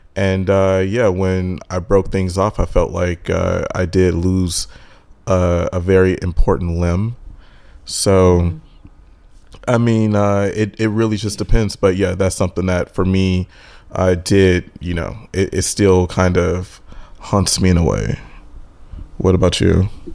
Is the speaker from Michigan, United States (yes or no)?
yes; Michigan, United States; moved away as an adult; also born or lived in Texas / Los Angeles; I'm originally from Michigan, and I've always wanted to move away from Michigan.